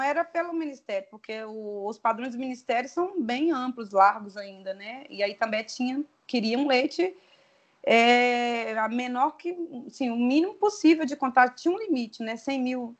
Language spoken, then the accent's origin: Portuguese; near the border with Bahia, interior of Espírito Santo, Brazil; moved away; also born or lived in Curvelo, Minas Gerais; eu sou do interior do Espírito Santo, divisa com Bahia, inclusive, né? perto do sul da Bahia